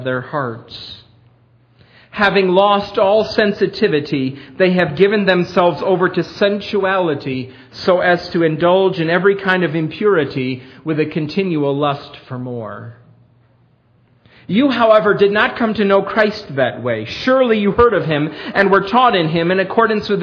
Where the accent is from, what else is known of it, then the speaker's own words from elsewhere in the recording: Perry, New York, United States; moved away as an adult; now in Millersville, United States; my hometown, Perry